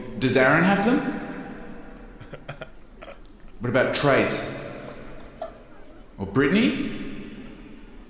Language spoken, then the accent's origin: English; Australia; I'm from Australia